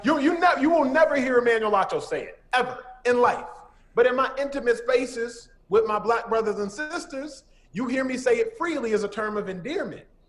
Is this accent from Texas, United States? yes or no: yes; Dallas, Texas, United States; moved away as an adult; now in Los Angeles, United States; I'm born and raised in Dallas